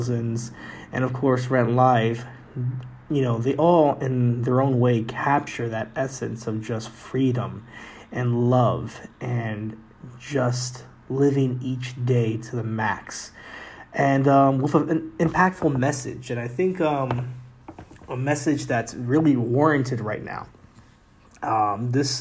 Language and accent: English; New York City, New York, United States; Being a New Yorker, living in the Bronx, New York